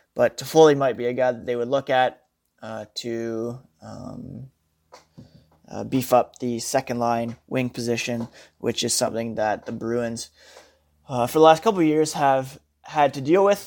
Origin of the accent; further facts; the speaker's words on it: Ottawa, Ontario, Canada; We are both from Ottawa